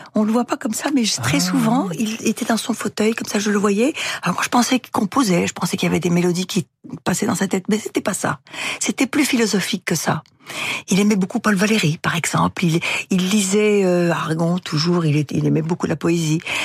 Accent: France; also born or lived in Russia; je suis d'éducation française, donc je suis française et mes intérêts sont en France

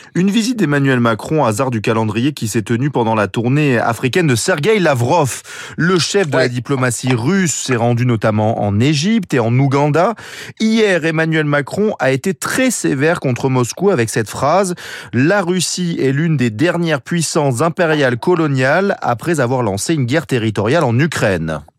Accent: Marseille, Provence-Alpes-Côte d'Azur, France; je suis marseillais

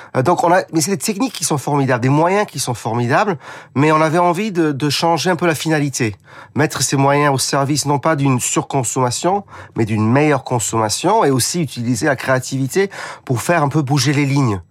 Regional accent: United Kingdom; accent: British; French is a second language; now in France; j'ai un petit accent parce que je suis britannique

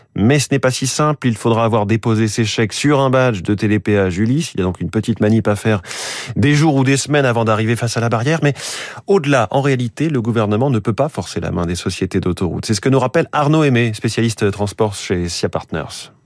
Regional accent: France; chez nous, en France

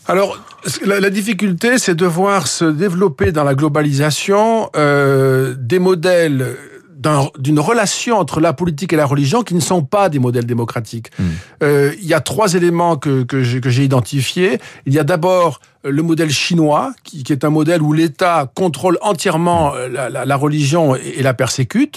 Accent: France; je suis français

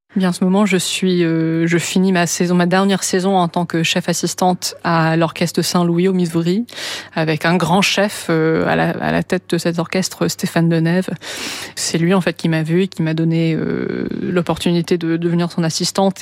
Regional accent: London, United Kingdom; moved away; je suis née à Londres, j'ai grandi à Londres

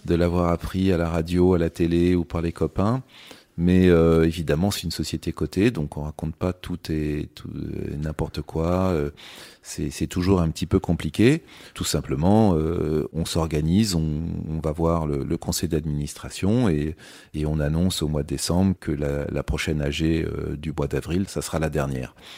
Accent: Châtellerault, Nouvelle-Aquitaine, France; moved away as an adult; also born or lived in London; je venais surtout de, de Châtellerault, qui est, la ville euh, voilà où j'ai où j'ai grandi

